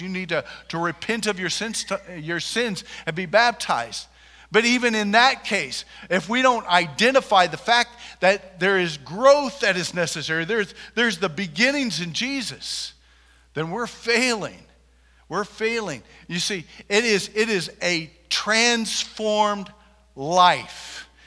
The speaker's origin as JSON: {"language": "English", "town": "Junction City", "country": "United States", "said": "I am from Junction City, and there's a lot of good people in this town."}